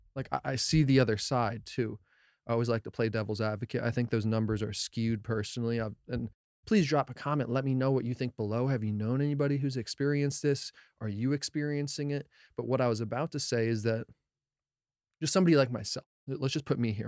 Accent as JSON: {"language": "English", "region": "New Jersey", "country": "United States", "also_born_or_lived": "Colorado", "said": "I'm from Jersey. I was born in Colorado, so love Colorado too, but spent a lotta time in New Jersey"}